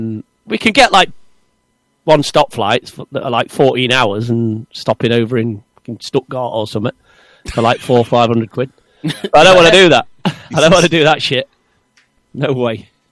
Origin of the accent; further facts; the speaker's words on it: England, United Kingdom; you know we're English